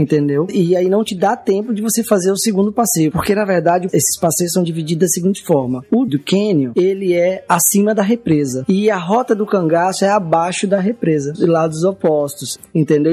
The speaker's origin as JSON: {"language": "Portuguese", "region": "Minas Gerais", "country": "Brazil", "moved": "yes", "lives_now": "Aracaju, Brazil", "said": "apesar de não ser sergipano, eu sou mineiro, mas moro aqui há 24 anos"}